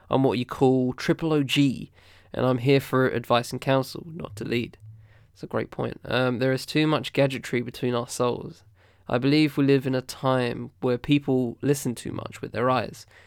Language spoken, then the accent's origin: English; New York, United States; Uh, I'm from New York, Long Island, and when I was a teenager, hip hop was in the air